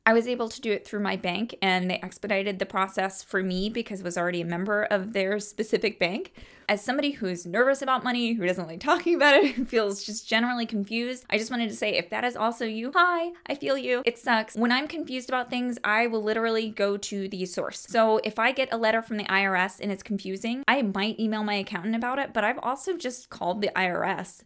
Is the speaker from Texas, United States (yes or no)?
no; Cross Lanes, West Virginia, United States; now in Towson, United States; I am from a small town. I'm from Cross Lanes, West Virginia.